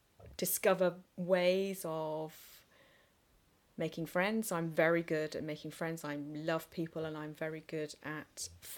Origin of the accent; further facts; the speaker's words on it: England, United Kingdom; also born or lived in Singapore; And I was born in Singapore, but only lived there for sort of 9 months to a year. And I have an elder sister. Mm-hmm. And shortly after I was born, we came back to England